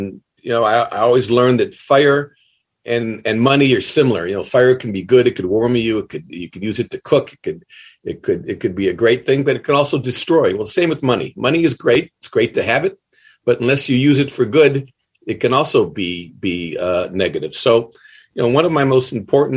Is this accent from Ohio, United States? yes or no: yes; Cleveland, Ohio, United States; now in Columbus, United States; I was born in Cleveland. Went to school in Cleveland High School, and then went to the Ohio State University and really virtually never went back